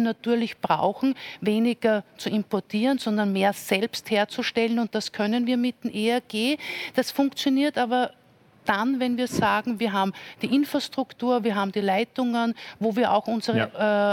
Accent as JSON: {"language": "German", "region": "Salzburg", "country": "Austria", "said": "nach Salzburg schaue, wo ich herkomme"}